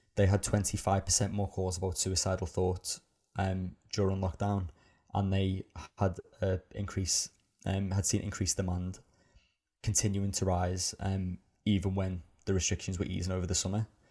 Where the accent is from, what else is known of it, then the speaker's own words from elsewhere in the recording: Liverpool, North West England, United Kingdom; growing up in Liverpool